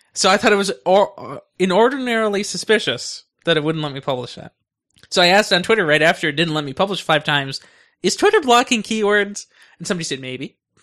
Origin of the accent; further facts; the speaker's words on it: United States; I'm loyal to America since I'm in America. I'm an American.